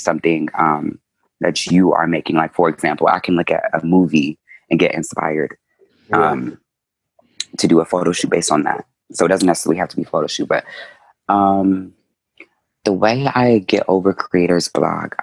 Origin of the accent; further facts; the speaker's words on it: Maryland, United States; I was born in Maryland.